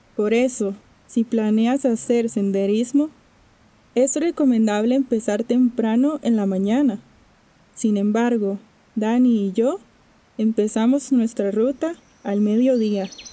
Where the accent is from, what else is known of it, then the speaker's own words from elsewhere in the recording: Costa Rica; soy de Costa Rica